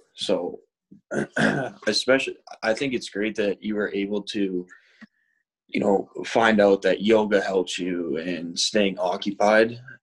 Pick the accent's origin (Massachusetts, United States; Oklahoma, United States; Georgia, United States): Massachusetts, United States; Boston; I'm from West Roxbury, but we grew up together